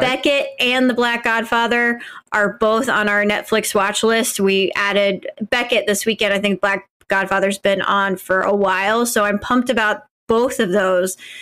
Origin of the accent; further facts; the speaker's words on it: Midwest, United States; as a, as a white Midwesterner